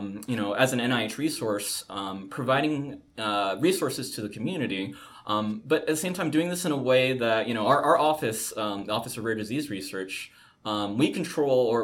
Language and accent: English; San Francisco, California, United States; I grew up in Chinatown, San Francisco